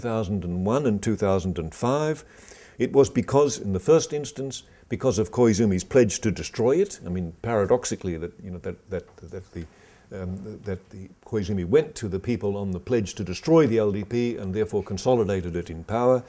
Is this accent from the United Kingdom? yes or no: no; Australia; I come from Australia